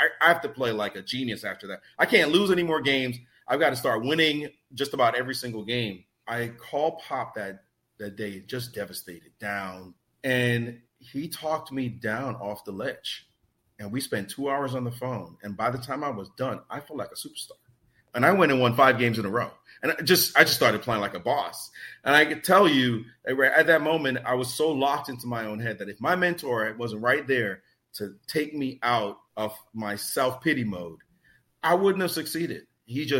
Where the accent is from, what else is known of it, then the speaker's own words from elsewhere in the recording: New York City, New York, United States; I didn't have a lot of money growing up in Brooklyn.